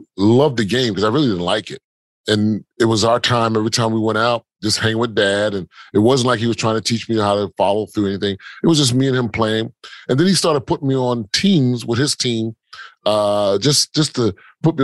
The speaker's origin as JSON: {"language": "English", "town": "Philadelphia", "region": "Pennsylvania", "country": "United States", "tie": "born or raised there", "also_born_or_lived": "San Antonio / Durham, North Carolina", "moved": "as an adult", "said": "I'm originally from South Philadelphia, originally. I spent a lot of time, we were born and raised in that area"}